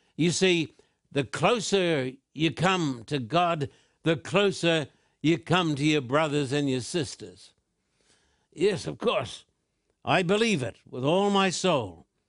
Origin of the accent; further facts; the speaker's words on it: Australia; when I was a little boy growing up in Australia